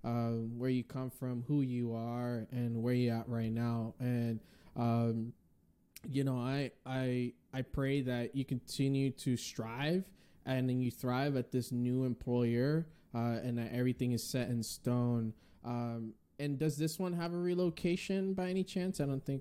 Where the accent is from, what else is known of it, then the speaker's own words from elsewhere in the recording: Northeast, United States; That sounded like so I'm from the Northeast.